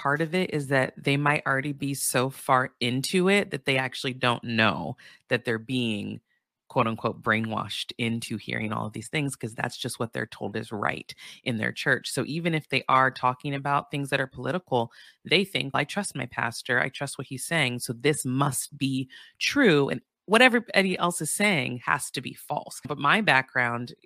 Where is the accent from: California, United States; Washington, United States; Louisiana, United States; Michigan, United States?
California, United States; Santa Barbara; I grew up in Santa Barbara, California, which is a predominantly white town in Southern California